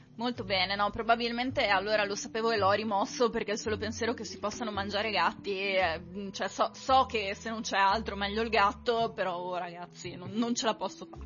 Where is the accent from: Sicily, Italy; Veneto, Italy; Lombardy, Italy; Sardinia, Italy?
Veneto, Italy; Conegliano; io non sono originaria di Padova, io sono di Conegliano